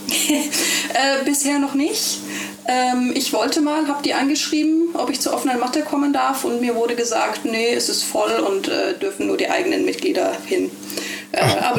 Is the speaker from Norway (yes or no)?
yes; Ålesund, Møre og Romsdal, Norway; also born or lived in Germany / Berlin, Germany; now in Bergen, Norway; als ich acht war, ist meine Familie ausgewandert nach Norwegen. Äh, und dann bin ich in Olesund groß geworden